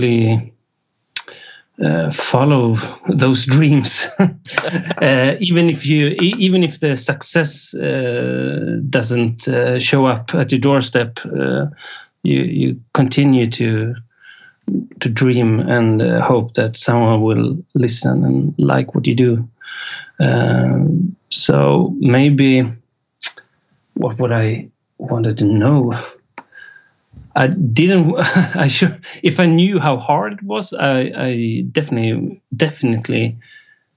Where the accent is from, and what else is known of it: Sweden; first language Swedish; English is a second language